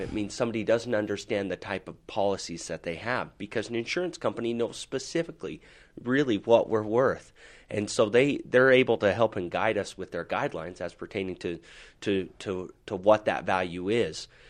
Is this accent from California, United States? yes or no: no; Salt Lake City, Utah, United States; I am from Salt Lake City, Utah here, and, uh, I'm born and raised